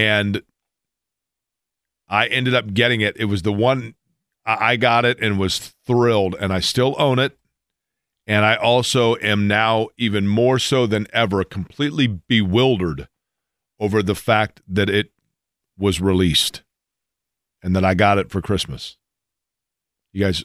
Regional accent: Indianapolis, Indiana, United States; also born or lived in Shelbyville; I grew up in Indianapolis

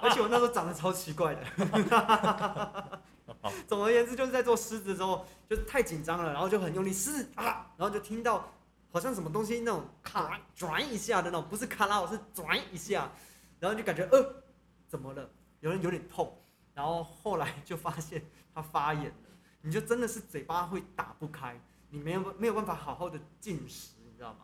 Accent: Taiwan; 作为台湾人，我们要支持台湾的东西

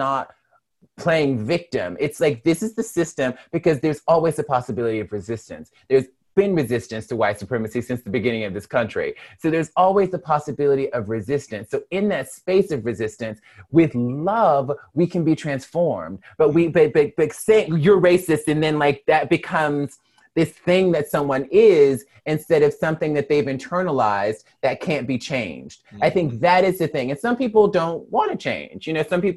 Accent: Mobile, Alabama, United States; also born or lived in Birmingham, Alabama; now in Los Angeles, United States; I am a Black woman born and raised in Mobile, Alabama

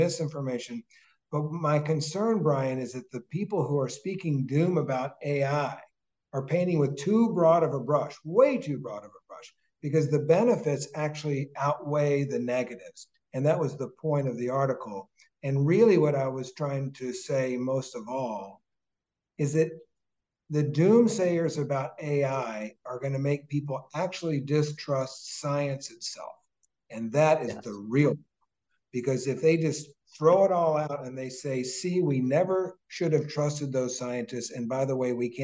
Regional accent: Jefferson County, Kentucky, United States; also born or lived in Alabama; now in Boston, United States; I have nothing but love for my hometown and for the education that we had

